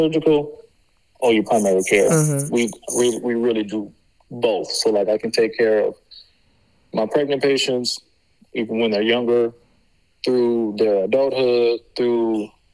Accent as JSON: {"language": "English", "town": "LaPlace", "region": "Louisiana", "country": "United States", "tie": "born or raised there", "also_born_or_lived": "New Orleans, Louisiana", "moved": "as an adult", "lives_now": "Wichita Falls, United States", "said": "Born and raised in La Place, Louisiana."}